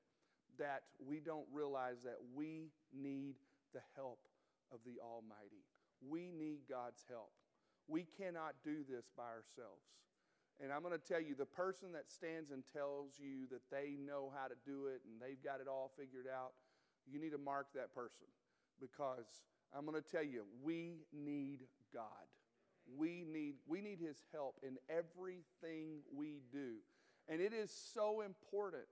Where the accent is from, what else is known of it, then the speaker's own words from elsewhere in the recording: the South, United States; moved away; I'm from the South